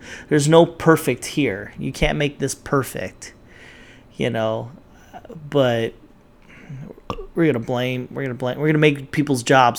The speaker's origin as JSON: {"language": "English", "country": "Philippines", "said": "Made chicken adobo because I'm Filipino."}